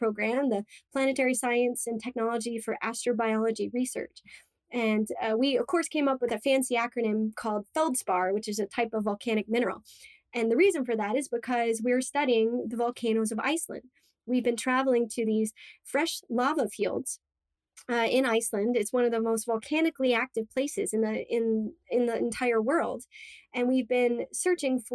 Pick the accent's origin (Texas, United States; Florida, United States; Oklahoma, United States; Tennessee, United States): Florida, United States; Cape Canaveral; I grew up in Florida, actually in Cape Canaveral, right next to Kennedy Space Center.